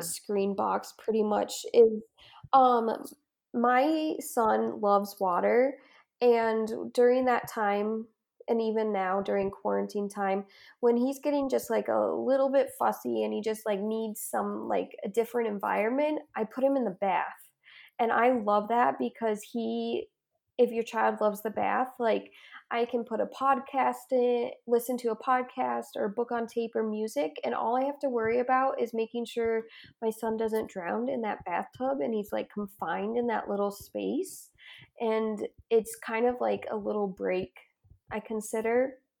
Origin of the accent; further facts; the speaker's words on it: Ohio, United States; moved away as an adult; now in Utah, United States; I am originally from Ohio, and I moved out here to go to school in Utah